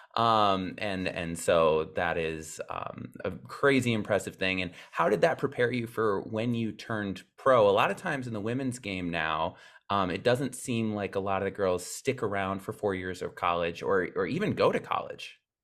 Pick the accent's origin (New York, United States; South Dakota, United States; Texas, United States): South Dakota, United States; we are both from South Dakota